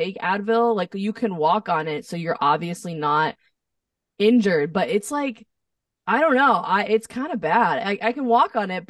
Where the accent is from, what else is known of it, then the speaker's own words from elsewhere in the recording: New Jersey, United States; moved away as an adult; also born or lived in Nashville; now in Los Angeles, United States; I'm from New Jersey